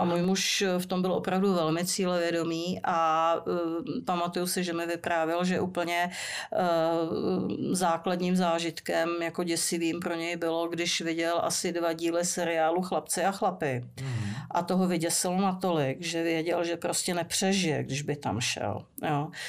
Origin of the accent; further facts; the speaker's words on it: Prague, Czechia; jsem vyrostla ve Strašnicích